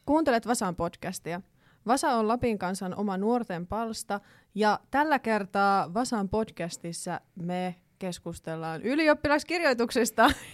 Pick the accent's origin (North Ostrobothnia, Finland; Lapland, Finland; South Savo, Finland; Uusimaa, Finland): Lapland, Finland; Kittilä; moved away; koska nyt olen Kittilästä ja Levi sattui olemaan siinä vieressä